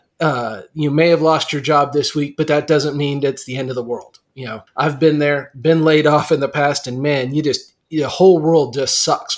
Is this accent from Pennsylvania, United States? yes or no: no; Greeley, Colorado, United States; also born or lived in Big Spring, Texas; now in Midland, United States; I grew up in Greeley